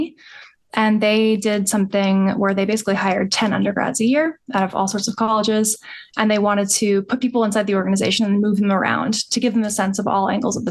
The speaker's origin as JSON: {"language": "English", "region": "New York", "country": "United States", "tie": "born or raised there", "also_born_or_lived": "Durham, North Carolina", "said": "I grew up in New York"}